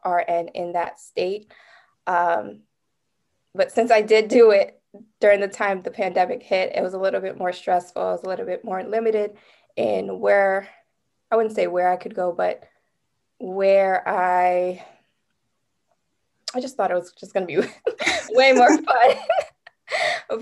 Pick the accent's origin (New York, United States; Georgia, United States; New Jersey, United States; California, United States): New Jersey, United States; I'm from the New Jersey area